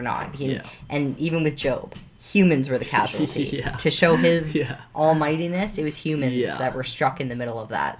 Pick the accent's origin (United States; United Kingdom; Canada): Canada; what I grew up with in Canada.